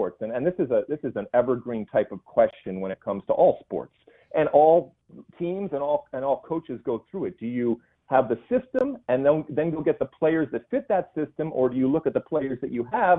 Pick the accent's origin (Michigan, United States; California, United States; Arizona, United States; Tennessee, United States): Michigan, United States; moved away as an adult; I grew up in Michigan